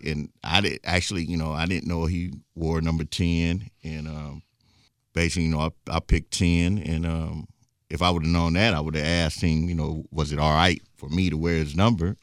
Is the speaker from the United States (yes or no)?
yes; Richmond, Indiana, United States; born and raised in Richmond